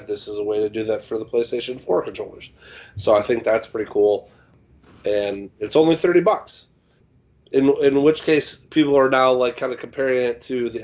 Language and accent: English; Midwest, United States; I'm from the Midwest